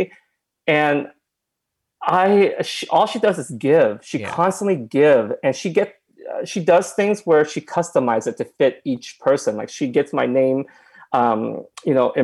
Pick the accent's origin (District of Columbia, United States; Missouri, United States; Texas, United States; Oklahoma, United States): Oklahoma, United States; I came from Oklahoma and my parents... own a restaurant